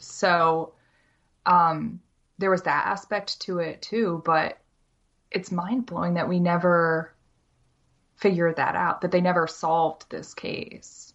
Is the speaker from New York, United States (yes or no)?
yes; Syracuse, New York, United States; also born or lived in Maryland; now in Ithaca, United States; I'm from Syracuse, New York, specifically Camillus. Um, so I was born, born and raised in Syracuse